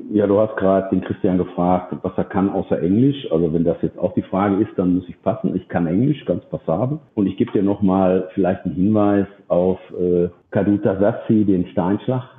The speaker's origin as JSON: {"language": "German", "town": "Dortmund", "region": "North Rhine-Westphalia", "country": "Germany", "said": "ich bin Dortmunder."}